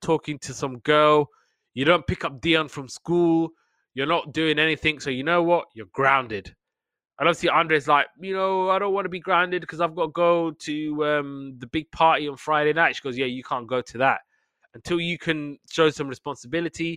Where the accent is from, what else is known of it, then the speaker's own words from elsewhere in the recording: United Kingdom; we're British